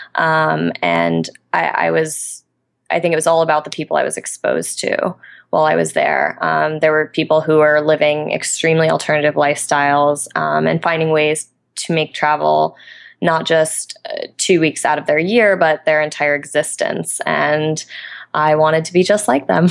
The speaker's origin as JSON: {"language": "English", "town": "Albany", "region": "New York", "country": "United States", "tie": "born or raised there", "moved": "yes", "said": "in my hometown of Albany, New York at the moment."}